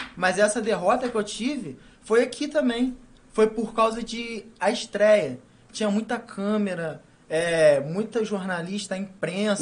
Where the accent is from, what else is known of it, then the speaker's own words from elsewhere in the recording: Valença, Rio de Janeiro, Brazil; eu nasci e fui criado ali, sempre rodei no bairro lá